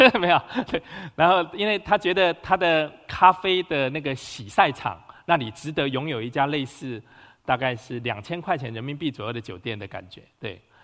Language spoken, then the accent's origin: Chinese; Huwei, Yunlin County, Taiwan; moved away as an adult; now in Beijing, China; 台湾云林县胡伟仁哈。我生长，我， 我生在一九六九年，然后是，呃，今年四十五岁